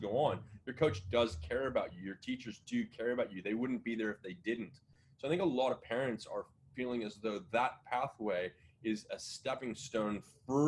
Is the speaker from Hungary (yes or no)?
no; San Diego, California, United States; I was born in San Diego.